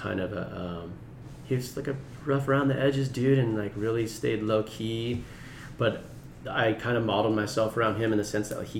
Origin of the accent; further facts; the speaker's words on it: Long Beach, California, United States; But I was born in Long Beach Memorial, and I consider myself a Long Beach native because before that, I don't feel like I had a home.